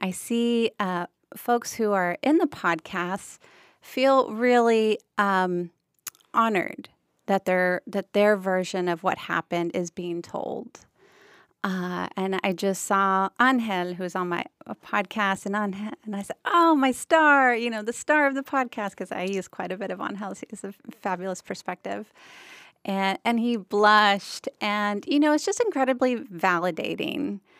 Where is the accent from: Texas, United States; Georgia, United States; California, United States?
Texas, United States; McAllen; now in Brownsville, United States; Well, so I'm a border native. I was born in Harlingen, raised in McAllen, and now I live in Brownsville. But I left for many years. I was gone for almost 18 years before returning home.